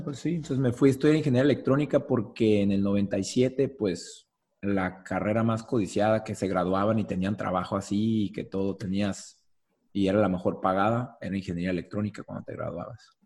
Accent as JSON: {"language": "Spanish", "town": "Tijuana", "region": "Baja California", "country": "Mexico", "tie": "born or raised there", "also_born_or_lived": "Guadalajara / Tours, France", "said": "toda la vida, sí, mis abuelos llegaron aquí, paternos y maternos, mis abuelos llegaron aquí, así es que ya tercera generación de Tijuana"}